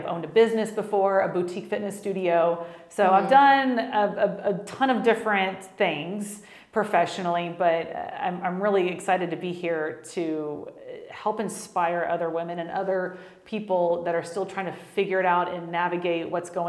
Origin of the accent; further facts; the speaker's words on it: Texas, United States; I'm from Texas. I got to start off with that, because I'm very proud to be from Texas, if you know. But I'm born and raised here, married.